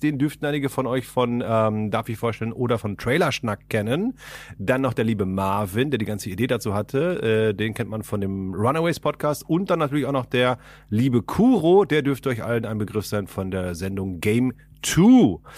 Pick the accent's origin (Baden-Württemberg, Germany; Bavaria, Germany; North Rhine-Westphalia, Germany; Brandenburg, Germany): North Rhine-Westphalia, Germany; Ahlen; moved away as an adult; now in Berlin, Germany; in meiner Heimat, also die, ich komme aus Aalen gebürtig und nebenan ist halt Sendenhorst